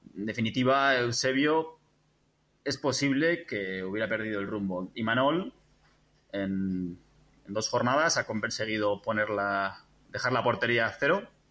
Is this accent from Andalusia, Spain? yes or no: no; San Sebastián, Basque Country, Spain; now in Barcelona, Spain; estoy, eh, transmitiendo desde Barcelona, eh, aunque soy de Donosti